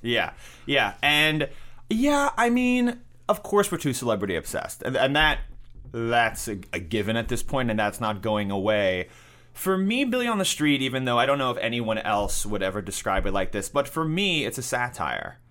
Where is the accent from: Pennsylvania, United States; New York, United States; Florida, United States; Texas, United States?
New York, United States; New York City; I grew up in New York City, and I went to high school in Manhattan